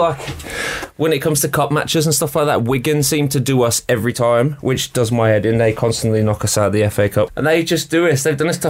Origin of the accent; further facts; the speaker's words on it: Australia; moved away; I'm from Australia.